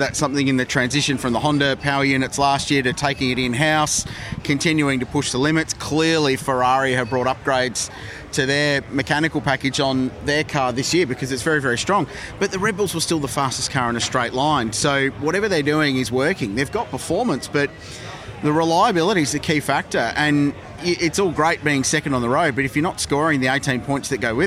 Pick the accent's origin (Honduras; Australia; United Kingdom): Australia; Adelaide, South Australia; I grew up in Adelaide